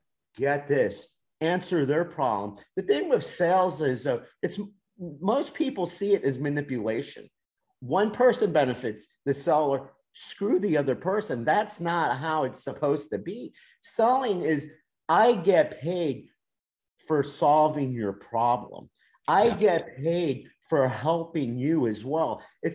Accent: Miami, Florida, United States; moved away; I'm from Miami

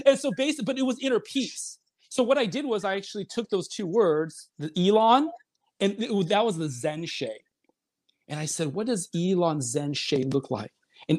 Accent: China; also born or lived in Seoul, South Korea; now in United States; if I never came to the United States, I was born in Seoul, I'm Chinese, but if I always stayed in China, where would I be?

